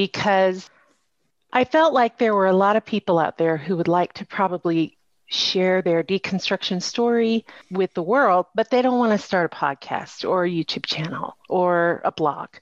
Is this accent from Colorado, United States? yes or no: yes; Colorado Springs, Colorado, United States; also born or lived in China; very small charismatic church in my hometown of Colorado Springs